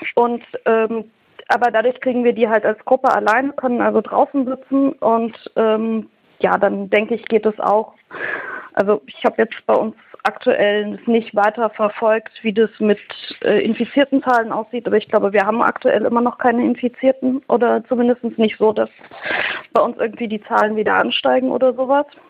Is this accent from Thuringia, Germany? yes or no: yes; Thuringia, Germany; ich komme halt aus Thüringen